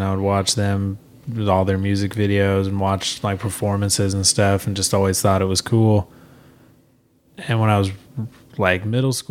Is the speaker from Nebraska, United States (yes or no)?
yes; Grand Island, Nebraska, United States; moved away as an adult; now in Omaha, United States; I moved out to Omaha from Grand Island shortly after high school